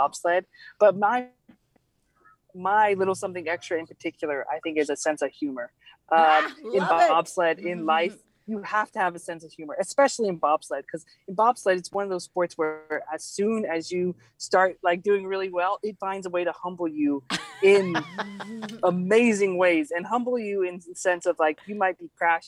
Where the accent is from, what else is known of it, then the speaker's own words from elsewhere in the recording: Georgia, United States; I actually grew up in Georgia, spent most of my life there, which is not a cold weather state